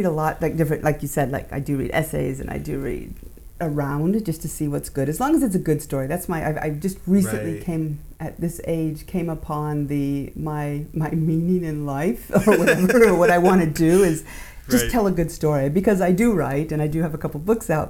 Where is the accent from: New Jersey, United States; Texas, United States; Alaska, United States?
Alaska, United States; And I grew up in Alaska for a lot too, so.